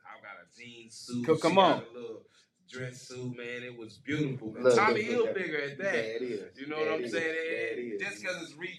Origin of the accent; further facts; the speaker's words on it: Kansas City, Missouri, United States; for those who don't know me, and I'm from Kansas City, Missouri.